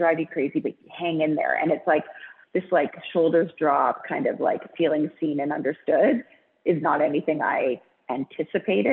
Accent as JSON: {"language": "English", "town": "Vancouver", "region": "British Columbia", "country": "Canada", "tie": "born or raised there", "said": "I grew up in Vancouver, went to an all girls private school, and then worked at Aritzia"}